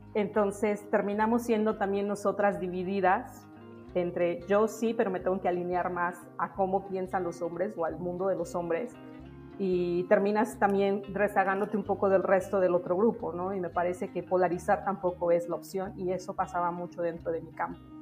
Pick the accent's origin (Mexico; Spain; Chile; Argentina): Mexico; a village in Oaxaca; moved away as an adult; also born or lived in Mexico City; los años en los que regresamos a vivir a la ciudad de Oaxaca, no a la ciudad de Oaxaca, a mi pueblo, después de que mis papás terminaron la universidad en la Ciudad de México, yo paso mucho tiempo con mi abuela